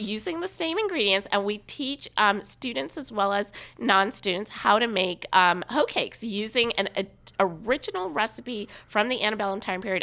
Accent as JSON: {"language": "English", "region": "Alabama", "country": "United States", "tie": "born or raised there", "moved": "as an adult", "lives_now": "Atlanta, United States", "said": "I grew up in Alabama, just about two hours away from here, and I've lived here for almost twenty years."}